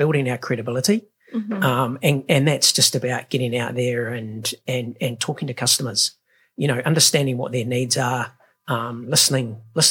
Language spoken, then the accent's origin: English; New Zealand; the other side of being a Kiwi is, you know, we're not very good at celebrating success.